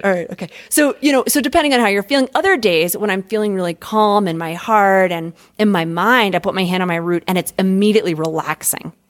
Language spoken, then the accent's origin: English; United States; as American fuckers